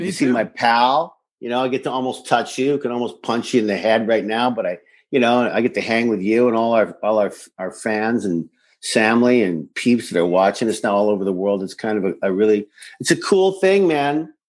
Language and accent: English; Saskatoon, Saskatchewan, Canada; moved away; also born or lived in Pasadena; I didn't even know what French was. And I come from an English-French country like Canada. But I came from Saskatoon, as you know, and there wasn't a lot of French, you know, speaking people then.